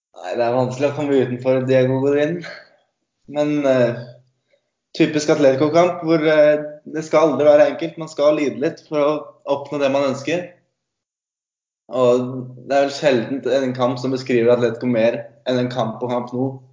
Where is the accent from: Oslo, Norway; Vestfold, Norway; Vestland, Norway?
Vestfold, Norway; Sandefjord; now in Stavanger, Norway; Jeg kommer fra Sandefjord